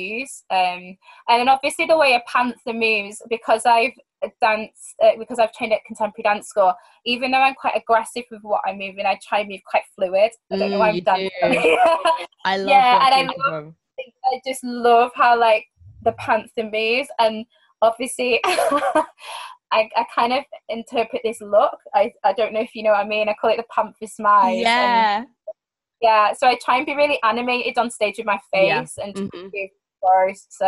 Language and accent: English; Manchester, North West England, United Kingdom; Manchester, at my hometown